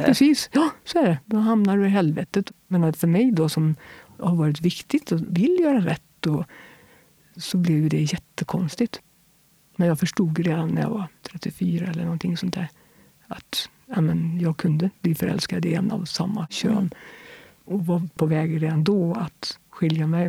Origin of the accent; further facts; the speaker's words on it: Kil, Värmland, Sweden; also born or lived in Fotö; jag inflyttade till Kil när jag var alldeles strax innan jag fyllde tre år